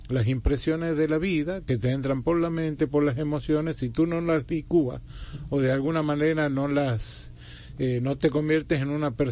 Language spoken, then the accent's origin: Spanish; Dominican Republic; Muchas gracias, como típicos dominicanos.